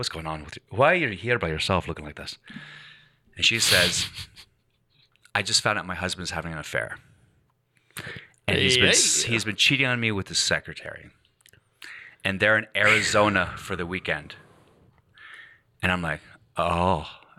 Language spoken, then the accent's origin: English; Glasgow, Scotland, United Kingdom; I go, I'm from Scotland. And she goes, where? I go, I'm from Glasgow.